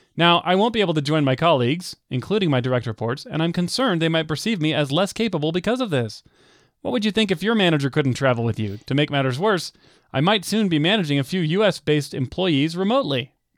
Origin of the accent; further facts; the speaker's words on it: United States; growing up in the United States